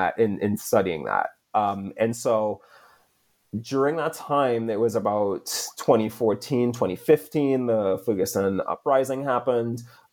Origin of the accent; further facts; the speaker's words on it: Trinidad & Tobago; So I'm from the Caribbean island of Trinidad. That's where I was born and raised.